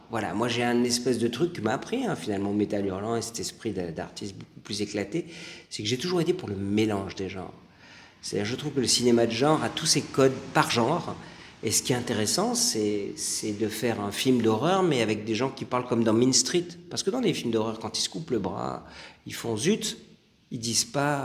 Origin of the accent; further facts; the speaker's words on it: France; j'ai grandi en France